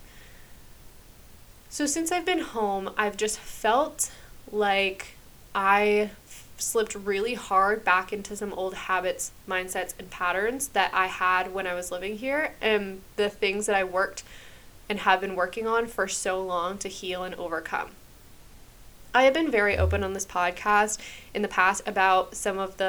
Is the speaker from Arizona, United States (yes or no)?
no; New Hampshire, United States; moved away as an adult; also born or lived in Massachusetts / Hawaii; now in Florida, United States; I grew up in New Hampshire for my entire life